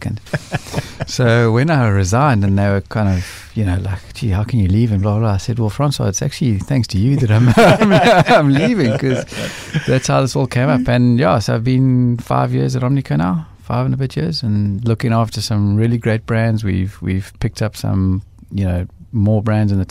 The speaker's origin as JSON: {"language": "English", "country": "South Africa", "said": "as South African blokes"}